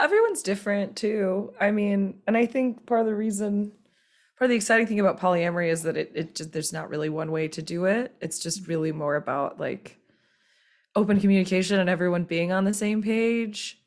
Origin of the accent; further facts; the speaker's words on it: Bible Belt South, United States; I'm from the Bible Belt South